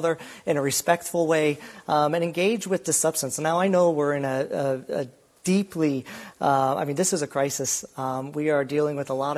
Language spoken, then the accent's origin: English; Iowa, United States; moved away as an adult; now in Ireland; I'm from Iowa